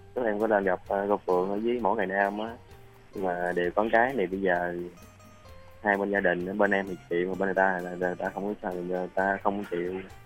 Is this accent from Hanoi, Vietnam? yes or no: no; Ben Tre, Vietnam; em đến từ ờ, từ ờ, thành phố Bến Tre